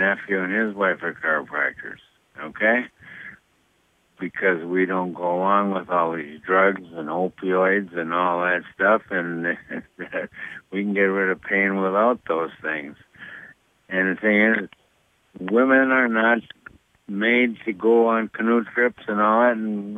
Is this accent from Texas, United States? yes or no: no; Minnesota, United States; I'm from Minnesota